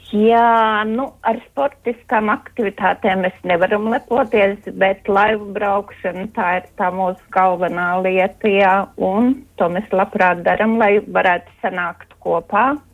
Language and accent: Latvian; Madona, Madona Municipality, Latvia; es no Madonas